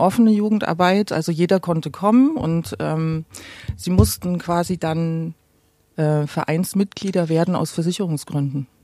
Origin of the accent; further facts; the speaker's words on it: Gera, Thuringia, Germany; moved away as an adult; now in Berlin, Germany; ich bin in Gera geboren